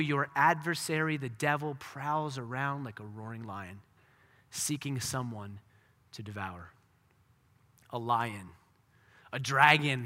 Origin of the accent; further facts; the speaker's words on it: United States; for us as American Christians